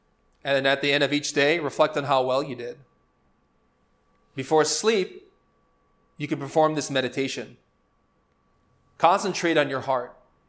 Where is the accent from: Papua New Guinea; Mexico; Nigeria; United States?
United States; Chicago, Illinois; How did I end up in Spain? I'm from Chicago.